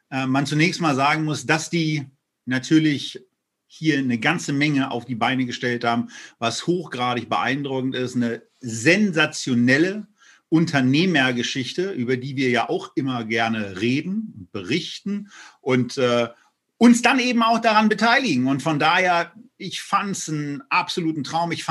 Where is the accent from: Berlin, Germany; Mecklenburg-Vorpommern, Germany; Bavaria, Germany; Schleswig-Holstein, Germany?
Berlin, Germany; Nachbetrachtung zu dem, was Rocket sich da hat einfallen lassen, ist natürlich auch fällig, gerade als Berliner.